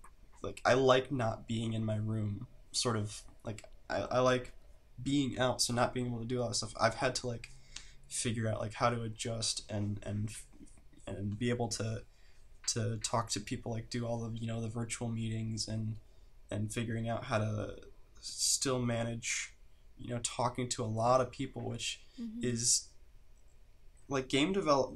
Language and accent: English; Midwest, United States; I think it's partly because I grew up in the Midwest, and there's like this, it's just like the Midwest mentality